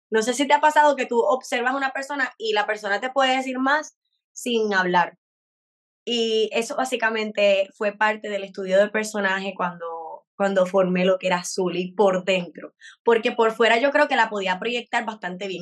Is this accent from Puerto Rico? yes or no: yes; Puerto Rico; como puertorriqueños